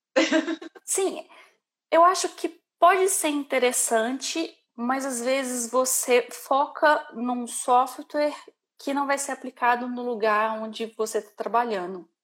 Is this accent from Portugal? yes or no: no; Brazil; moved away as an adult; now in Ireland; como boa brasileira